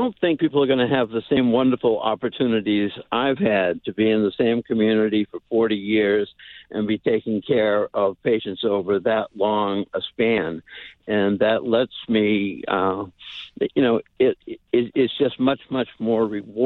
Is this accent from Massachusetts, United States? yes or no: yes; Barnstable, Massachusetts, United States; I grew up mostly on Cape Cod in Barnstable Village